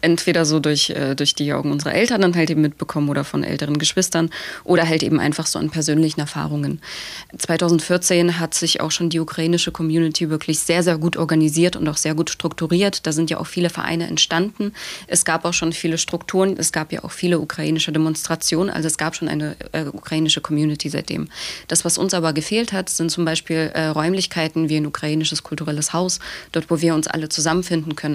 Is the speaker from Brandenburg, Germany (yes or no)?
no; Dresden, Saxony, Germany; ich bin tatsächlich in Dresden aufgewachsen.